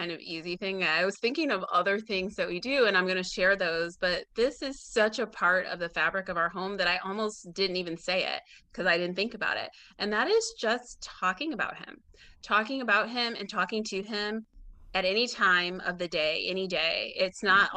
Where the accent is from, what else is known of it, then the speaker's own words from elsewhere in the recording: Illinois, United States; moved away as an adult; now in Atlanta, United States; I'm from Illinois